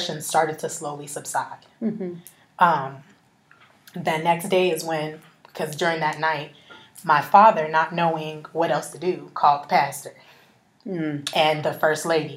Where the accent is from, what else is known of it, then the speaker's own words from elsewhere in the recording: Arizona, United States; I'm from Arizona. You're not gonna run me out of my hometown